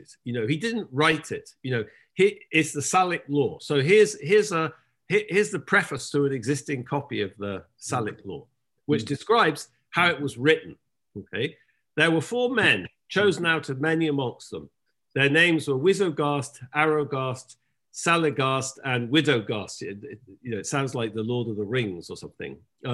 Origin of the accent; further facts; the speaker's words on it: England, United Kingdom; I'm English